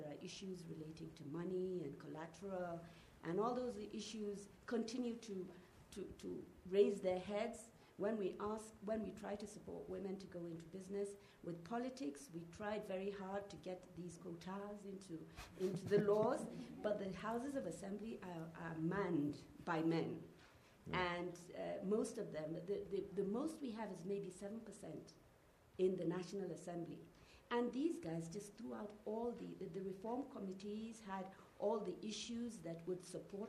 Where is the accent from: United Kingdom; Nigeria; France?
Nigeria; I come from Nigeria